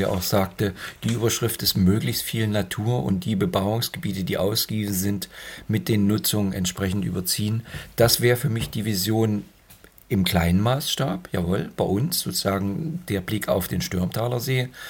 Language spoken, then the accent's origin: German; Görlitz, Saxony, Germany; now in Leipzig, Germany; als gebürtiger Görlitzer